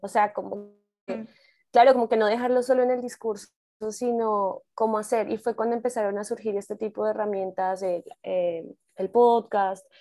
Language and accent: Spanish; Colombia; moved away as an adult; now in Mexico; igual soy colombiana, pero vivo ya en México